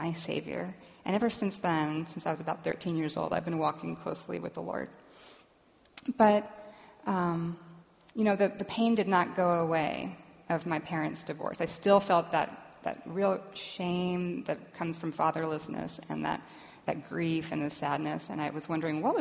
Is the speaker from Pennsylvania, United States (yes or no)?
no; Los Angeles, California, United States; also born or lived in Dallas, Texas / Claremont, California; I'm from Los Angeles. I'm a licensed marriage and family therapist there in private practice. And I live in Claremont